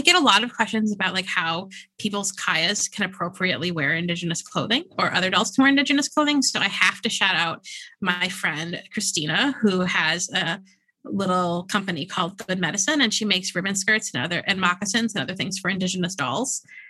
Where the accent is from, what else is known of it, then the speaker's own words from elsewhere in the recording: New York, United States; Yeah. I'm a New Yorker.